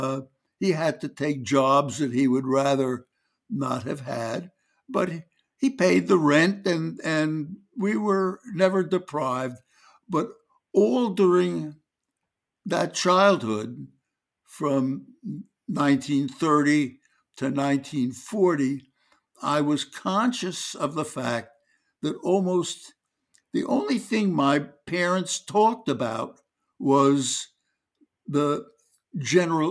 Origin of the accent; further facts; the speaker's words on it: New York City, New York, United States; moved away as an adult; I grew up in Brooklyn, New York